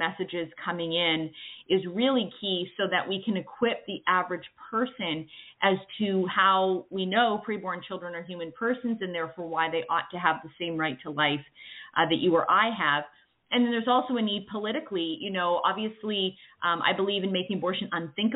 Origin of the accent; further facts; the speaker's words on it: Canada; moved away as an adult; now in United States; I'm originally from Canada. I now live in the States